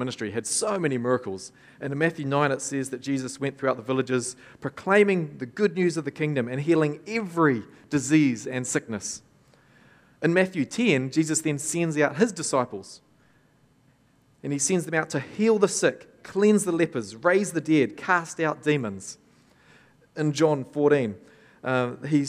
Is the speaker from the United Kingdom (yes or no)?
no; Tokoroa, Waikato, New Zealand; I grew up in Tokoroa. My parents pastored the church there